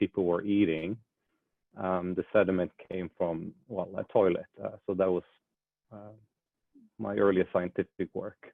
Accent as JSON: {"language": "English", "town": "Bergen", "region": "Vestland", "country": "Norway", "tie": "born or raised there", "moved": "yes", "said": "I come from Bergen, Norway."}